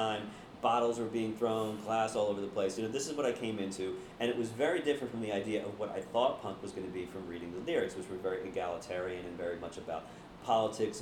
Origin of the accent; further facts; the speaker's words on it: Blackwood, New Jersey, United States; I grew up in Blackwood, New Jersey, which was a working-class, blue-collar suburb of Philadelphia.